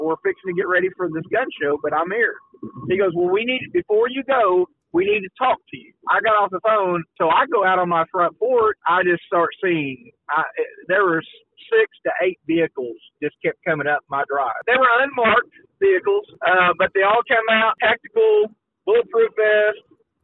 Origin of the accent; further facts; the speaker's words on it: Oklahoma, United States; also born or lived in Granite City, Illinois; I was born in Granite City, February 18, 1971. My grandfather was a pastor in Collinsville. I think I was about 6 months old. My family moved here to Oklahoma